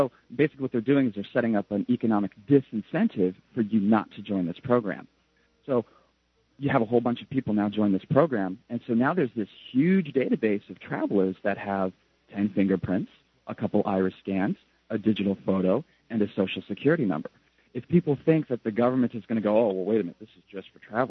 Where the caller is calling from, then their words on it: Japan; because I'm calling from Japan